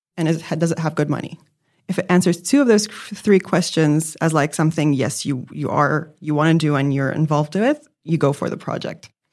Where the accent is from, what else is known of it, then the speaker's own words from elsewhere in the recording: Lebanon; also born or lived in New York; now in Melbourne, Australia; I grew up in Lebanon